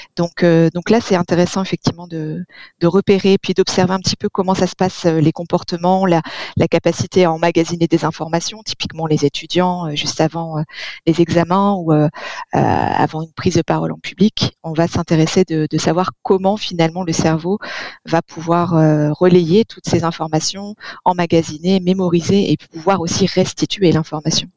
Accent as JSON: {"language": "French", "region": "Provence-Alpes-Côte d'Azur", "country": "France", "said": "chez nous en Provence"}